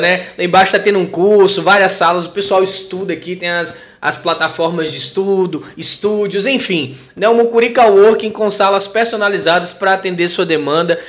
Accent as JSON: {"language": "Portuguese", "town": "Teófilo Otoni", "region": "Minas Gerais", "country": "Brazil", "said": "eu sou de Teoflotone"}